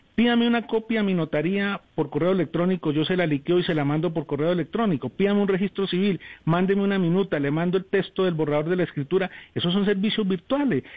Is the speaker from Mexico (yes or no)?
no; Colombia; somos los colombianos, somos punto referente